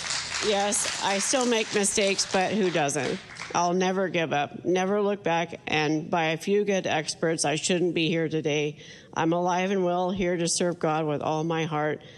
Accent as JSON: {"language": "English", "town": "Wheatland", "country": "United States", "tie": "born or raised there", "said": "Wheatland, my hometown."}